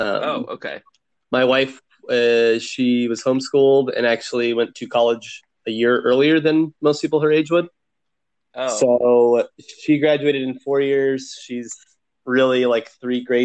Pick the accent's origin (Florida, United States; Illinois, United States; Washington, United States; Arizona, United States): Arizona, United States; Phoenix; I am born and raised in Phoenix, and I've never left and never planned